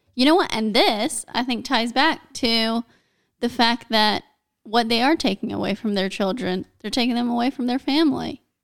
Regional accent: United States; I'm American

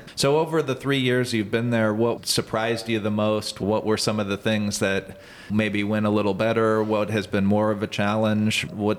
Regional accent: Omaha, Nebraska, United States; moved away as an adult; also born or lived in Lincoln, Nebraska / New York / Los Angeles; I grew up here in Omaha, went to college in Lincoln

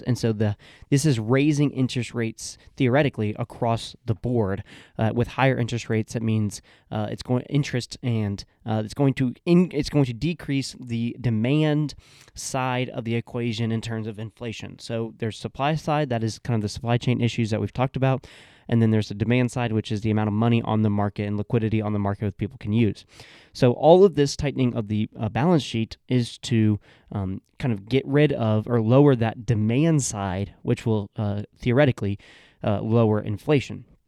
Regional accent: Georgia, United States; my home state of Georgia

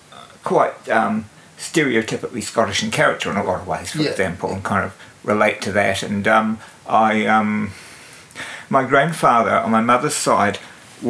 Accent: Invercargill, Southland, New Zealand; moved away as an adult; also born or lived in Edinburgh, Scotland / Dunedin / Wellington / Christchurch; now in Auckland, New Zealand; I was born in Edinburgh, in Scotland. I spent the first 8 years of my life in Edinburgh, and then my family immigrated here in 1966, and I moved to Invercargill, and I was brought up in Invercargill

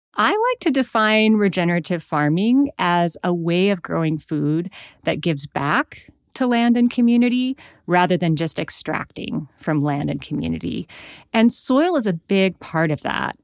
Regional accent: Missoula, Montana, United States; I was born in Missoula, Montana in the eighties

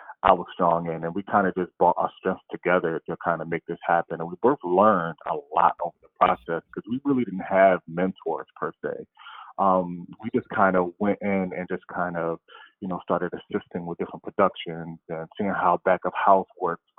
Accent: Camden, New Jersey, United States; I grew up in Camden, New Jersey

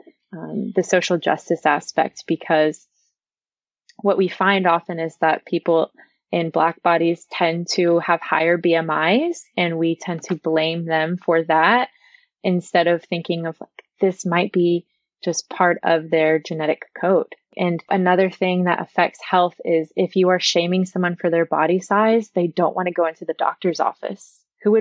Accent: Texas, United States; I'm from Texas

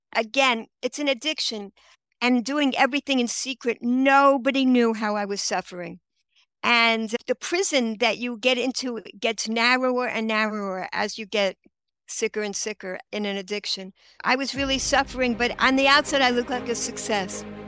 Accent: New York City, New York, United States; moved away as an adult; now in Israel; I grew up in Queens, Regal Park

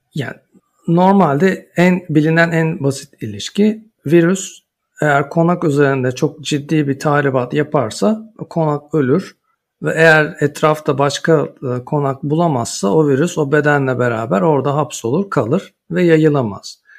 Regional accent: Istanbul, Turkey; moved away as an adult; also born or lived in Ankara / Munich / Freiburg / Basel; Ankara doğumluyum. Çocukluğum İstanbul'da geçti

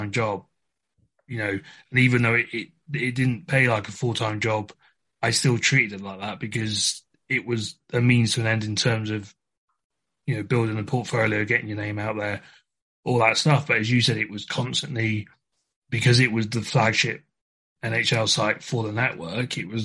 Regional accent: England, United Kingdom; moved away as an adult; for my background, I'm from England

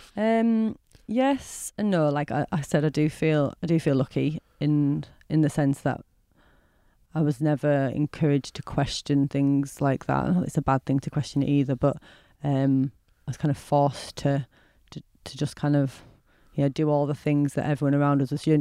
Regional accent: Bradford, Yorkshire and the Humber, United Kingdom; I'm from Bradford

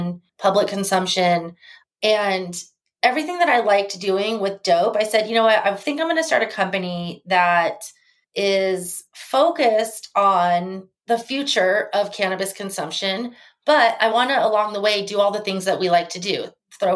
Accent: Arizona, United States; moved away as an adult; now in Las Vegas, United States; from Las Vegas, and I actually grew up in Arizona and went to school in Arizona, and I've been living back in Las Vegas since 2004

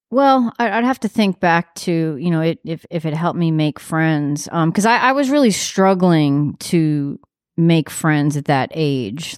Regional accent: New York, United States; I live in New York. I'm from New York, but I'm not a cool New Yorker

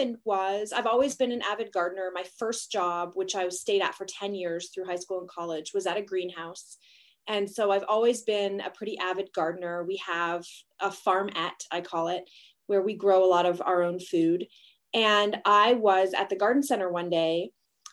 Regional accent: Canada; I'm Canadian

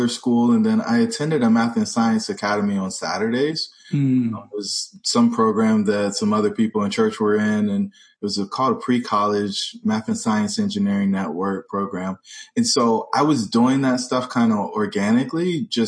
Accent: North Carolina, United States; I grew up in North Carolina

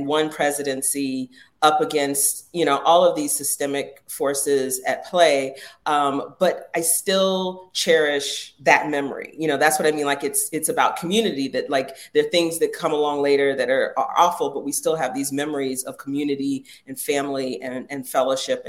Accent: Jacksonville, Florida, United States; I grew up in the South. In Jacksonville, Florida, when I was growing up

